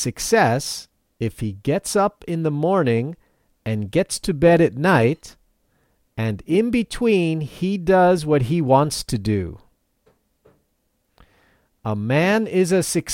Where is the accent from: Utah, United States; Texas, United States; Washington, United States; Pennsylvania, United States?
Pennsylvania, United States; Philadelphia; moved away as an adult; now in Matsumoto, Japan; where I grew up in the Philadelphia area